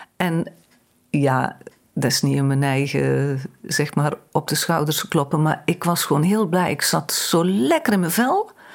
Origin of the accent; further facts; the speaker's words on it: Vinkel, North Brabant, Netherlands; also born or lived in Heeswijk / Dinther; Ik ben geboren in Vinkel. Daar ben ik tot mijn negen jaar naar school gegaan ook